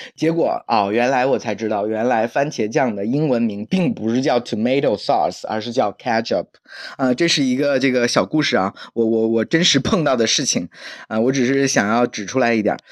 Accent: Zhejiang, China; now in Hangzhou, China; 因为我是浙江人嘛

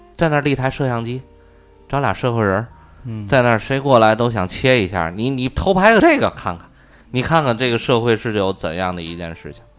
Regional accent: Tianjin, China; 我们天津人

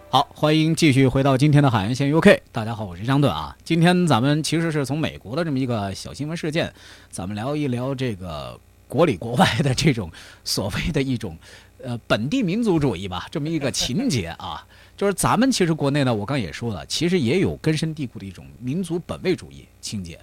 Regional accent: China; now in United Kingdom; 我们中国人

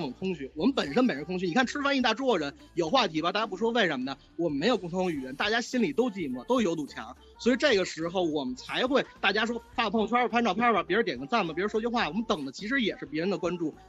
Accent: Beijing, China; 你看我是北京人，我是北京孩子，那但是我们以前都是四合院，四合院。

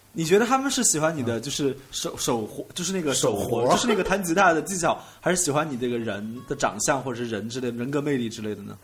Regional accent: Sichuan, China; 我是四川的

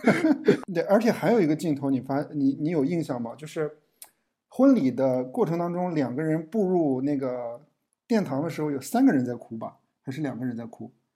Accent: Yangquan, Shanxi, China; moved away; 从我自己家乡走出来的导演

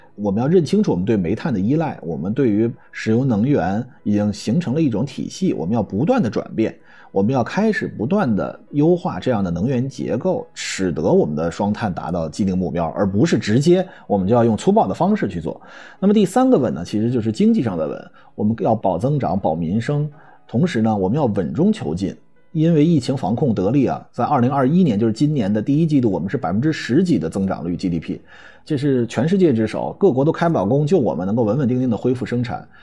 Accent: China; 我们中国人

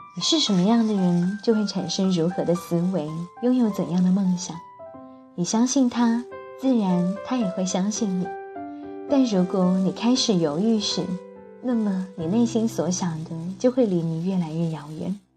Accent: Jiangnan water towns, China; 我一个从小在江南水乡长大的小孩

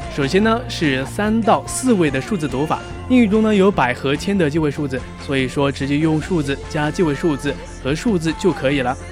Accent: China; 我一个中国人

